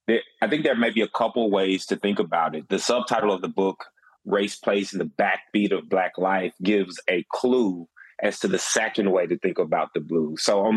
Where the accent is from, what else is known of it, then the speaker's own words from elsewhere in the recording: Northeast Mississippi, United States; moved away; also born or lived in Chapel Hill, North Carolina; I'm born and raised in Mississippi, small town in Northeast Mississippi.